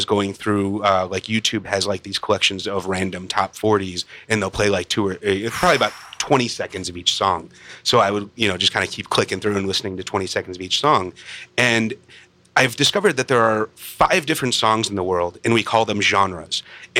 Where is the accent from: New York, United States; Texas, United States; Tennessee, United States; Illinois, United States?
Illinois, United States; Chicago; Outside of Chicago.